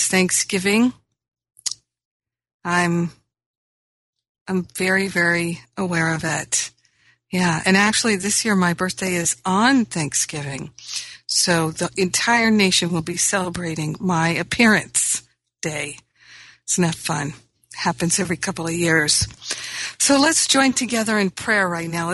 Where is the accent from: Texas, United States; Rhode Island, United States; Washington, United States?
Rhode Island, United States; also born or lived in Michigan / Maine; now in Los Angeles, United States; I grew up in Rhode Island. I grew up in Michigan, where there was a change of seasons